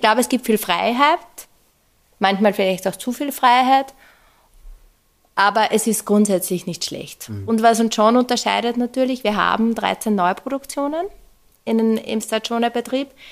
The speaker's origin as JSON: {"language": "German", "region": "Upper Austria", "country": "Austria", "tie": "born or raised there", "moved": "yes", "said": "ich bin ursprünglich aus Oberösterreich und ich glaube, ähm, ähm, in Oberösterreich ist das Oberösterreichische Musikschulwerk sehr prägend einfach gewesen für mich"}